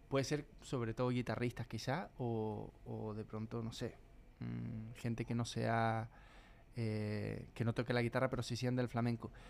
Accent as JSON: {"language": "Spanish", "country": "Chile", "moved": "yes", "lives_now": "Madrid, Spain", "said": "cuando me vine de Chile a España, decía, no sé lo que va a pasar, pero tengo que ir."}